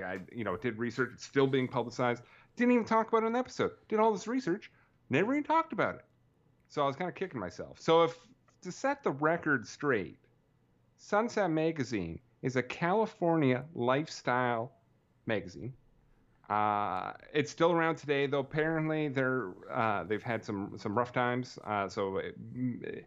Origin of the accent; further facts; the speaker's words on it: Canada; I talk about being Canadian in every episode